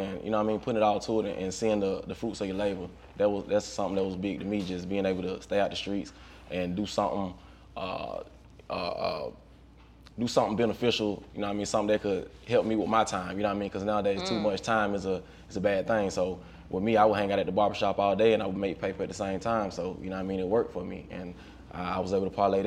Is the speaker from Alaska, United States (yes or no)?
no; Griffin, Georgia, United States; I'm from Griffin, Georgia, man. Griffin, GA, about 30, 45 minutes south of Atlanta